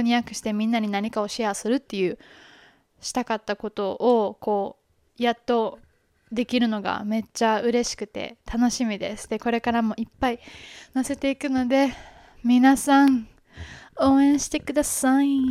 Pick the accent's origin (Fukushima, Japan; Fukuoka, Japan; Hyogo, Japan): Hyogo, Japan; Kobe; moved away as an adult; now in United States; 日本の兵庫県神戸市生まれ